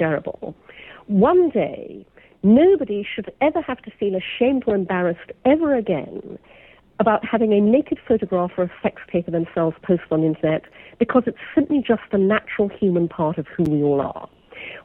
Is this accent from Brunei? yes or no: yes; Brunei; I was brought up in Brunei, in Borneo.